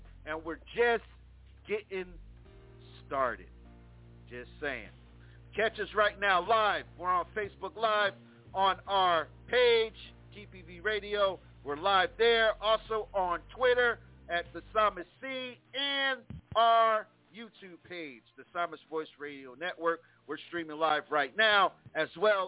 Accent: Plainfield, New Jersey, United States; moved away as an adult; now in Texas, United States; my hometown, Plainfield, New Jersey, I'm going home, y'all, and I'm excited just to go back home. Just saying, it's been years. I left home when I was 20

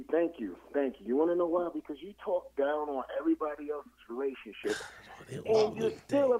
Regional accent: New York, United States; I am actually from New York.

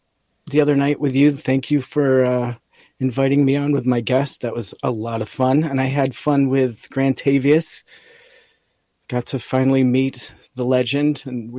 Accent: upstate New York, United States; moved away; also born or lived in Hawaii; I'm from upstate New York.

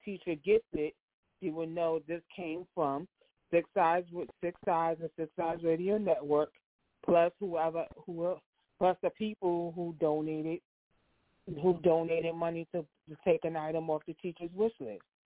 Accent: New York, United States; now in New Jersey, United States; I'm from New York and I live in Jersey

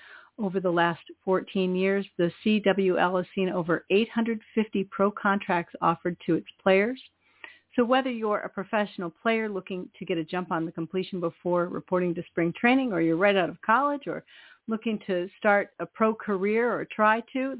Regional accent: Iowa, United States; now in Maine, United States; I'm from Iowa

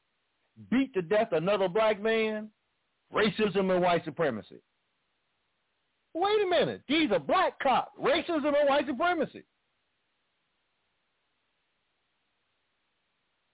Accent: Chicago, Illinois, United States; I grew up in Chicago

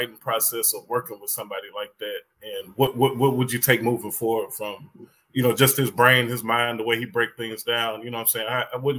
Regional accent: Memphis, Tennessee, United States; I'm from Memphis, Tennessee growing up

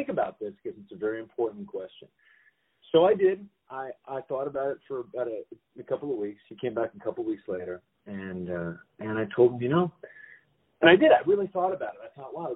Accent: Los Angeles, California, United States; I was born and raised in Los Angeles. I'm a California native

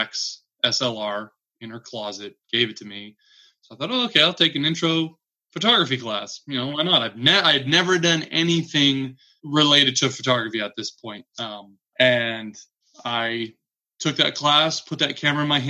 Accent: Citrus Heights, California, United States; I was born and raised in Citrus Heights, California, which is a small suburb about 10 minutes northeast of Sacramento proper

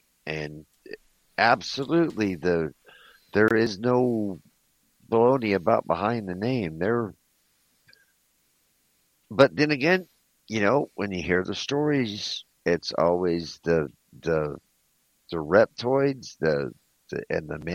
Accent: Southern California, United States; I grew up in Southern California, down in Mexico

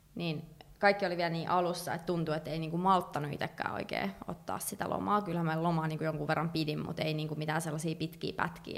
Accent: Finland; also born or lived in Chicago, United States / Washington DC, United States; mä oon suomalainen

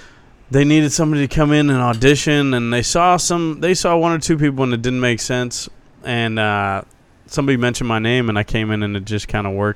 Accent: Cincinnati, Ohio, United States; No, I'm from Cincinnati, Ohio.

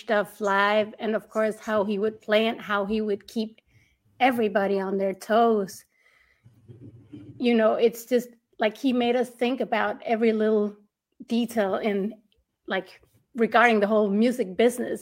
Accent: Denmark; I'm from Denmark

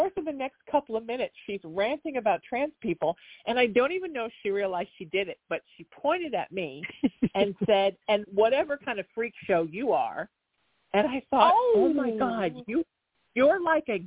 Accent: Orange County, California, United States; I grew up here in Orange County

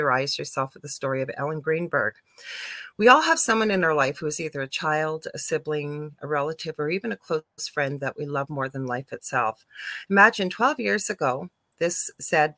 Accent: Canada; I'm a Canadian clairvoyant medium

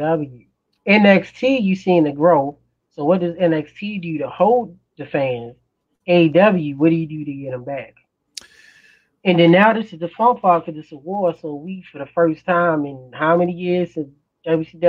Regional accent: Baltimore, Maryland, United States; I'm from Baltimore

